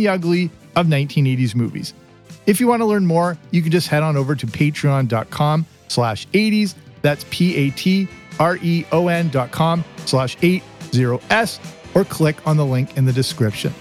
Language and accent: English; southwestern Ontario, Canada; moved away as an adult; also born or lived in England; I explained how old I was and where I grew up in southwestern Ontario.